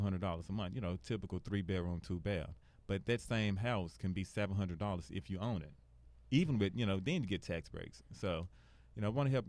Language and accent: English; Memphis, Tennessee, United States; I'm from Binghamton, Tennessee